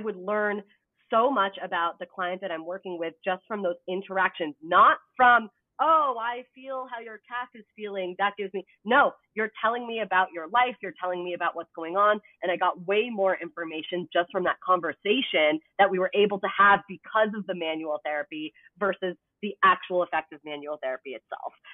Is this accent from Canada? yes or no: yes; Canada; now in United States; I'm also Canadian